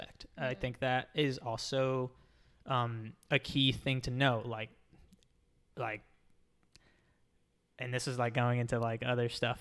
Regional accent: Texas, United States; now in Florida, United States; I grew up in Texas.

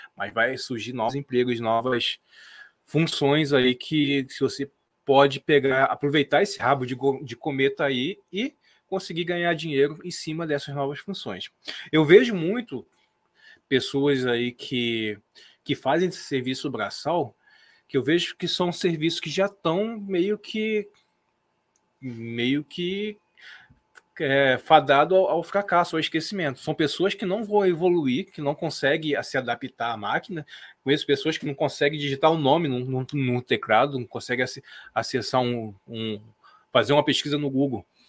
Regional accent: Brazil; nós como brasileiros

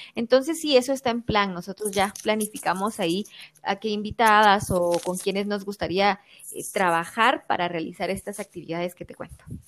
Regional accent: Quetzaltenango, Guatemala; todas somos del, de Quetzaltenango departamento

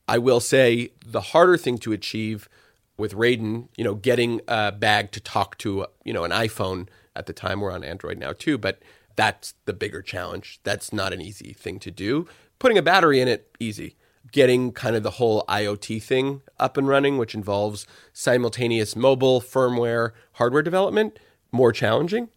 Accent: Montreal, Quebec, Canada; moved away as an adult; also born or lived in Toronto; I grew up in Montreal

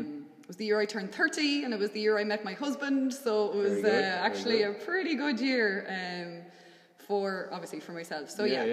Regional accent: Westmeath, Ireland; moved away as an adult; now in Swinford, Ireland; So I suppose I'm originally from Westmeath. Like anyone else, I'm sure in Ireland, grew up with a sporting background.

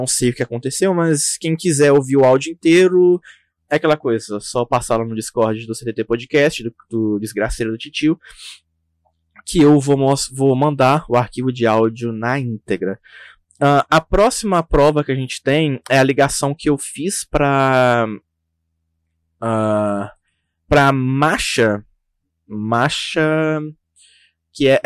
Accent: Caratinga, Minas Gerais, Brazil; Eu sou aqui do, de Minas também, Caratinga.

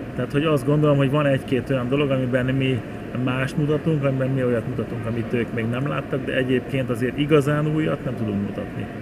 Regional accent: Hungary; mi magyarok vagyunk

